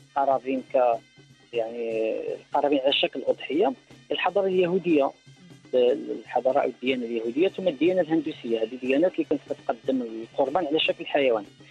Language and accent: Arabic; Morocco; احنا كمغاربه